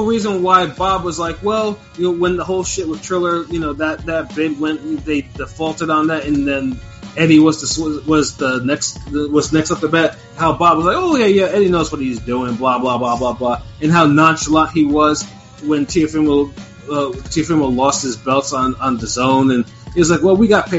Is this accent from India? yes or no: no; Australia; I mean, damn it, being Australian, you know, it just needs to be, it should be better.